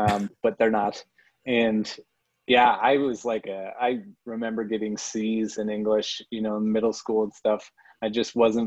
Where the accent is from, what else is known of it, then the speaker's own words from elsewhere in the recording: Crested Butte, Colorado, United States; I grew up in Crested Butte. So I'm a Colorado native, and I grew up in the mountains